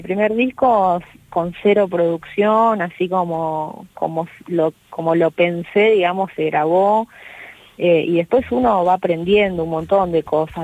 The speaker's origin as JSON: {"language": "Spanish", "town": "Rosario", "region": "Santa Fe", "country": "Argentina", "tie": "born or raised there", "moved": "yes", "lives_now": "Castelar, Argentina", "said": "la raíz mía, que, siempre generalmente hablo del río, ¿no? algo muy característico de Rosario"}